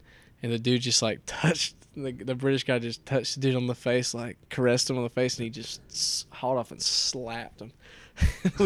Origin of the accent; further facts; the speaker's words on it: Randleman, near Greensboro, North Carolina, United States; the bigger town is Greensboro, North Carolina. And I'm from Randall